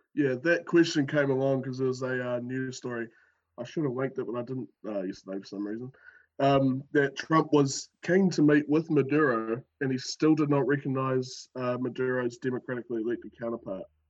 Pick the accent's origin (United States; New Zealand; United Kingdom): New Zealand; accent: New Zealand